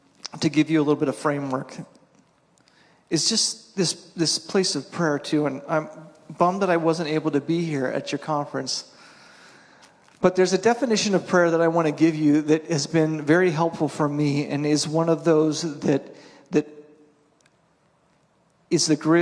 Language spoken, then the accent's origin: English; East Coast, United States; I grew up on the East Coast, and the East Coast is way more, you follow these steps.